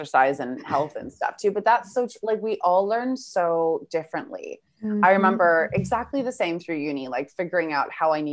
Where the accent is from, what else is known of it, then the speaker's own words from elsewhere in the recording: Vancouver, British Columbia, Canada; moved away as an adult; now in Australia; I'm originally from Vancouver, Canada. I now live in Australia.